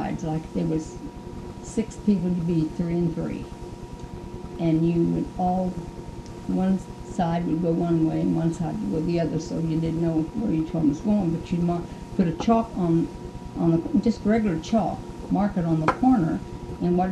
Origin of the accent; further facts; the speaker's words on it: Marceline, Missouri, United States; I was born in Marceline